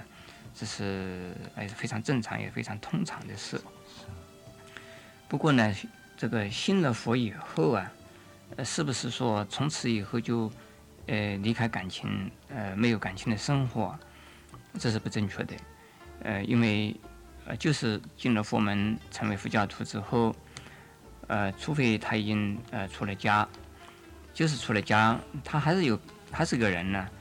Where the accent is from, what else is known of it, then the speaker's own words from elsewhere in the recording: China; 应该像我们中国人呢，呃，常常在新年里讲了一句话：“恭喜发财。”